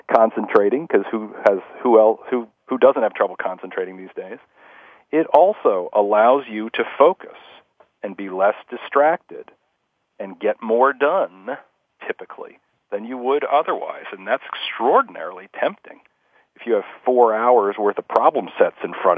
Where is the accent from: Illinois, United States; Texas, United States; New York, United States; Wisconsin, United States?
New York, United States; Scarsdale; I grew up in Scarsdale, New York